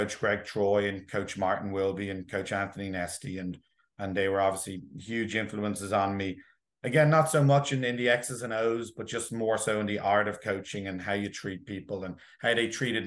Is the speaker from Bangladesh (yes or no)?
no; Dublin, Leinster, Ireland; now in New Jersey, United States; I grew up in Dublin, in Ireland, and I swam in a couple of swim clubs back there